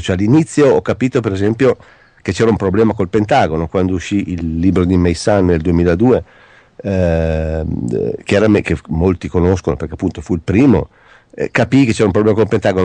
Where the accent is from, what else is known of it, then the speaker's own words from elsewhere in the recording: Italy; sono italiano